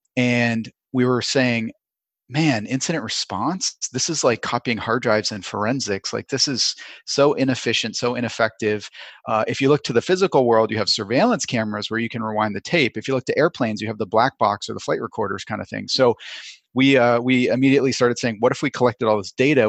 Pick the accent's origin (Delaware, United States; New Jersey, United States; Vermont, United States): Vermont, United States; also born or lived in Chicago; now in Southern California, United States; I grew up in Vermont, and I grew up on top of a mountain